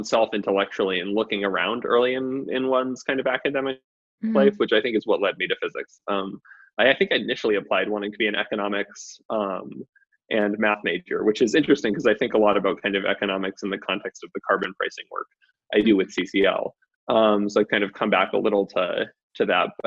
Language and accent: English; Massachusetts, United States; moved away as an adult; also born or lived in Maine; now in Boulder, United States; I'm from Massachusetts, which was also I grew up in a very liberal setting.